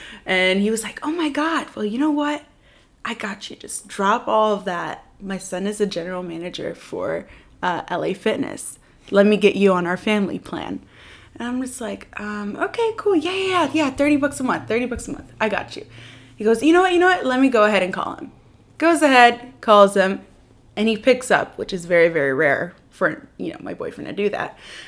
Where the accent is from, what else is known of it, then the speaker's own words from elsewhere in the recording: Lebanon; moved away; also born or lived in Virginia, United States; So I was born in the United States, Virginia. And I was there for about a year before I went down to Lebanon with my family.